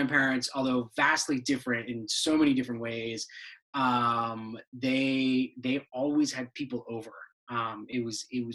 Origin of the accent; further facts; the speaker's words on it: Cheshire, Connecticut, United States; also born or lived in Brussels, Belgium / Syracuse, New York; we moved to Cheshire, Connecticut, where I lived basically my entire childhood till I went to college